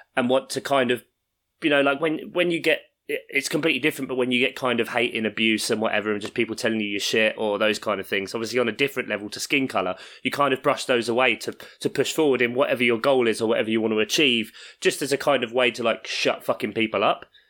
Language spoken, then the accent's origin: English; London, United Kingdom; I grew up in South London